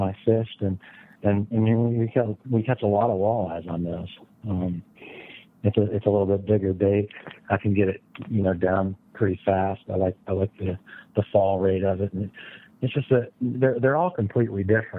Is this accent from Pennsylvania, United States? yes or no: yes; Pennsylvania, United States; growing up in Pennsylvania